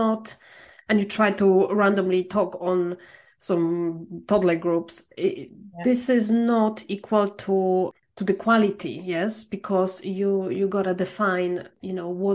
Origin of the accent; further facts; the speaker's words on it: Poland; I'm from Poland.